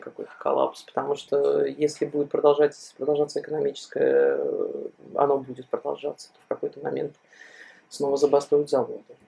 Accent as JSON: {"language": "Russian", "country": "Belarus", "moved": "yes", "said": "мы, белорусы, живущие за рубежом"}